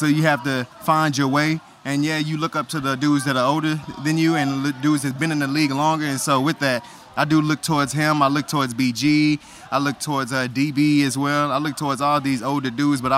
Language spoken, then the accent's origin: English; Texas, United States; I'm from Texas